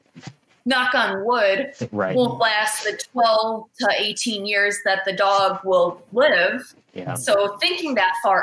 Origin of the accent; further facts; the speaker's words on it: Cleveland, Ohio, United States; I'm from the Cleveland area in Cleveland, Ohio